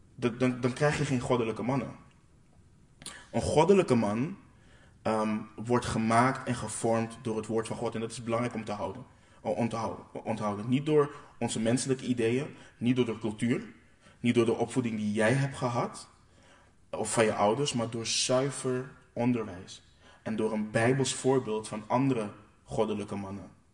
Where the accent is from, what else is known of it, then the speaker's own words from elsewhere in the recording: Curaçao; ik kom uit Curaçao